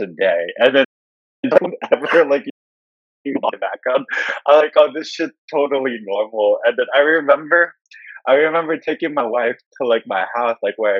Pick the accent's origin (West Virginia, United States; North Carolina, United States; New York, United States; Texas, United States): North Carolina, United States; I grew up in a small town in North Carolina, 6,000 population